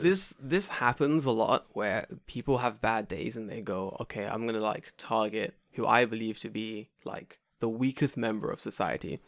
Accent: England, United Kingdom; I'm English

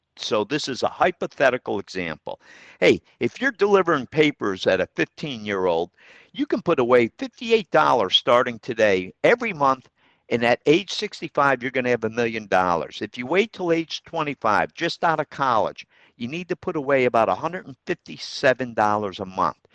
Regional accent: Troy, New York, United States; historic downtown Troy. It's my hometown

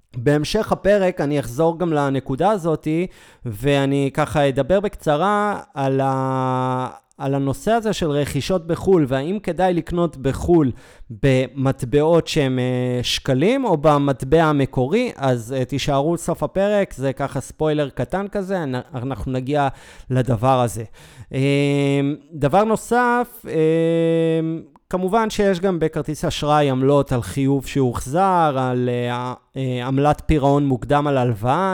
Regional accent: Israel; אנחנו ישראלים

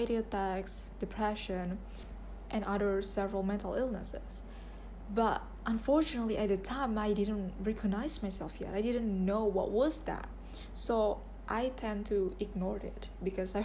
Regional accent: Indonesia; I'm 21 years old and I'm from Indonesia

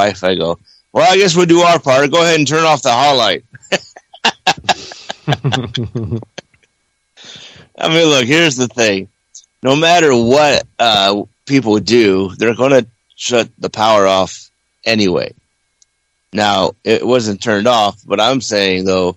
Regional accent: Ohio, United States; now in Fresno, United States; I'm from Ohio

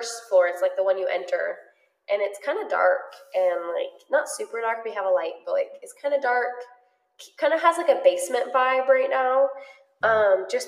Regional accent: United States; I am American

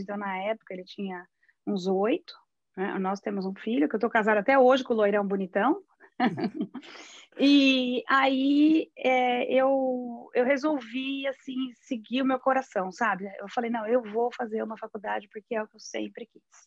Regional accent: Brazil; moved away as an adult; now in Netherlands

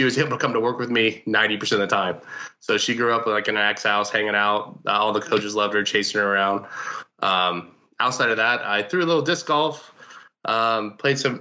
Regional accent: Indianapolis, Indiana, United States; also born or lived in Detroit; now in Pittsburgh, United States; I'm from Indianapolis

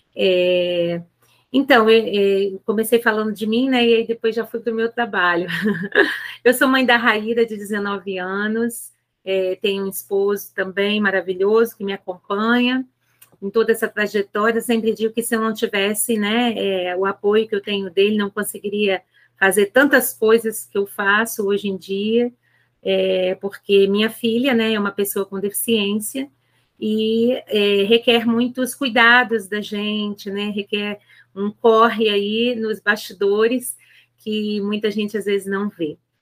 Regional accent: Rio de Janeiro, Brazil; moved away as an adult; now in Aracruz, Brazil; Sou natural do Rio de Janeiro, é, mas já tem 22 anos completa esse ano que eu estou morando em Aracruz, no Espírito Santo

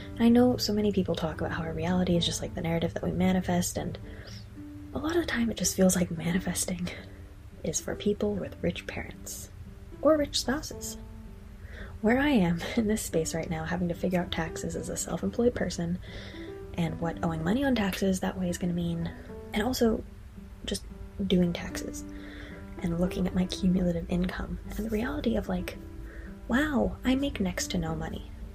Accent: United States; moved away as an adult; also born or lived in Ireland; an American citizen abroad

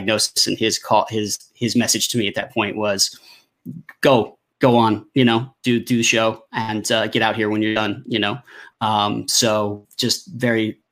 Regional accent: United States; moved away as an adult; also born or lived in Tennessee; now in Paris, France; And then we moved to where my mother's family is sort of immigrated to, because my mother's actually first generation Italian American, and they settled just outside of Washington, D.C.

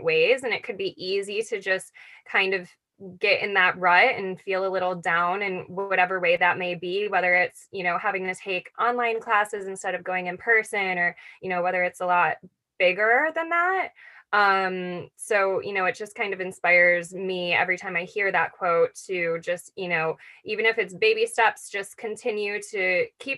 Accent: Buffalo, New York, United States; moved away; Growing up in Buffalo, New York

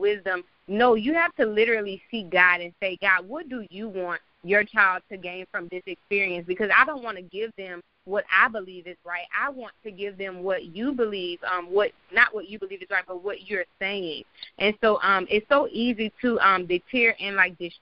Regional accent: New Orleans, Louisiana, United States; now in Atlanta, United States; I am from New Orleans, but I live in Atlanta.

